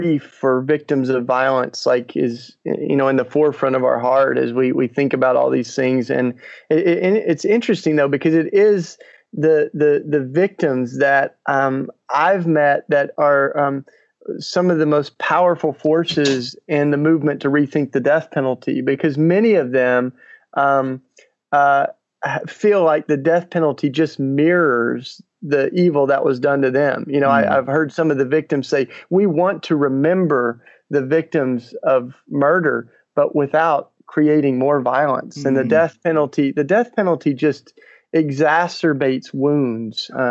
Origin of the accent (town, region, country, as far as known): Tennessee, United States